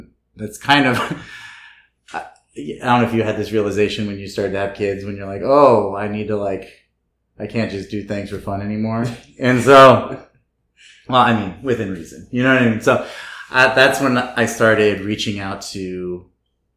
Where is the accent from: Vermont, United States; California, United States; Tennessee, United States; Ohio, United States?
California, United States; Red Bluff; moved away; I grew up actually in a small town in Northern California, called Red Bluff